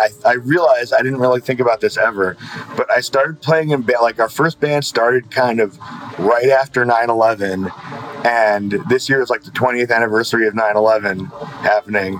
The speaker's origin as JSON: {"language": "English", "town": "New York City", "region": "New York", "country": "United States", "tie": "born or raised there", "said": "I'm from Kensington, Brooklyn"}